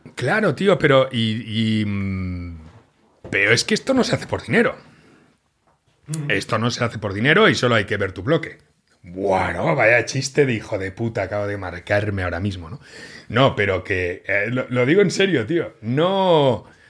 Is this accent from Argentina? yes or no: no; Catalonia, Spain; yo soy catalán